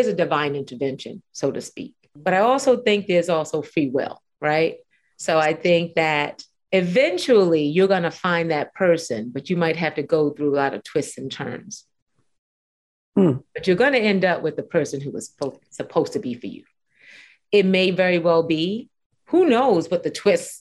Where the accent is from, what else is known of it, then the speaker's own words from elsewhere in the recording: New York City, New York, United States; we grew up in Brooklyn